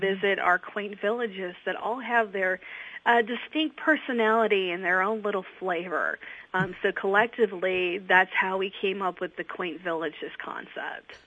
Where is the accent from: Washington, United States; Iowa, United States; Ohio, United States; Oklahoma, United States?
Ohio, United States; now in Delaware, United States; I'm originally from Ohio